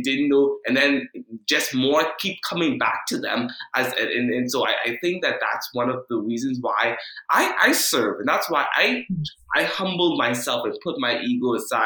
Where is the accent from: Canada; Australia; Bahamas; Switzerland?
Bahamas; moved away; I come from a family growing up in the Bahamas